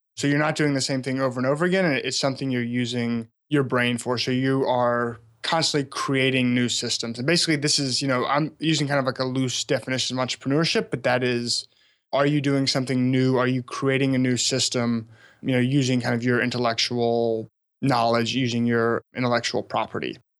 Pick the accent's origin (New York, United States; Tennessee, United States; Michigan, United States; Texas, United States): Tennessee, United States; small town about an hour outside Memphis; moved away; also born or lived in Alabama; I grew up in a small town about an hour outside of downtown Memphis